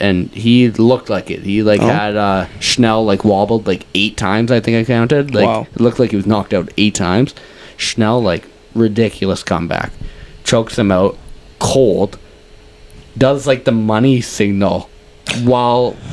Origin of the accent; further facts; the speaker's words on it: Canada; as a Canadian fan